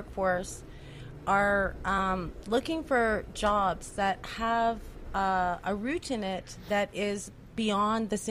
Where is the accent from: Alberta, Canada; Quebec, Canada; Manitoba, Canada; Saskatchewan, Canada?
Alberta, Canada; I'm from Alberta. Okay, I was born in Alberta, although obviously I'm mixed heritage.